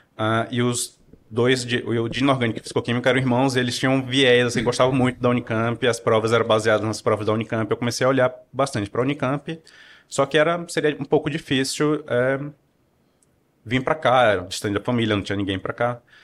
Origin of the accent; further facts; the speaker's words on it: Piauí, Brazil; moved away as an adult; also born or lived in Teresina, Piauí; now in Campinas, Brazil; sou nascido em Teresina, no Piauí. Passei minha infância no interior do Piauí